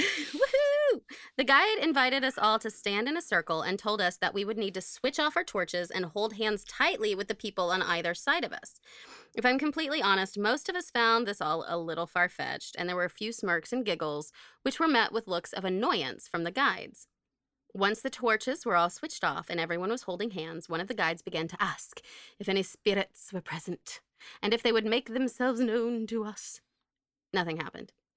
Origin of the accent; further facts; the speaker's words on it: Oklahoma, United States; I'm from Oklahoma.